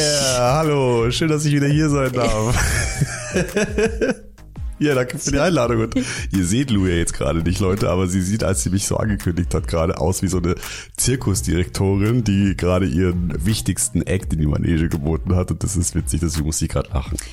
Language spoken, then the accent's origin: German; Munich, Bavaria, Germany; moved away; ich komme aus München